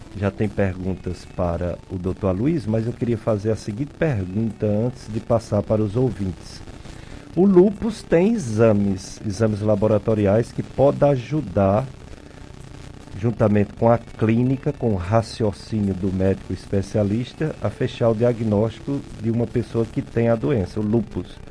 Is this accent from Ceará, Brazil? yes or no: yes; Juazeiro do Norte, Ceará, Brazil; moved away; E eu sou aqui de Juazeiro. Pois sou de Juazeiro do Norte